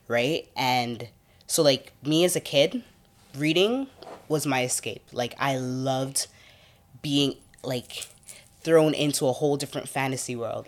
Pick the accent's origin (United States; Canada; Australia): Canada; Toronto, Ontario; I grew up in the Rex